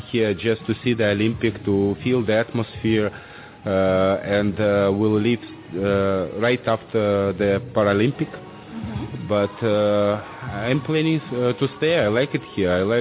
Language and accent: English; Saint Petersburg, Russia; English is a second language; moved away as an adult; now in Sochi, Russia; I am from St. Petersburg, originally.